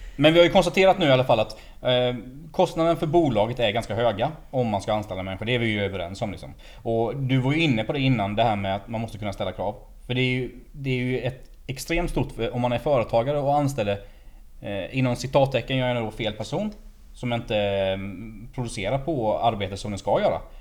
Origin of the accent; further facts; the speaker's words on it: Småland, Sweden; Jag är ju smålänning